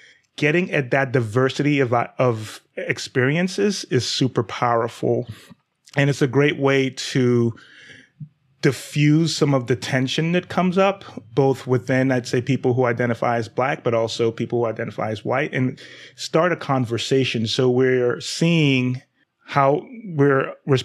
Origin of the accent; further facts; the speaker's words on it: Nigeria; I'm black male, but I'm also Nigerian, so I'm not African-American.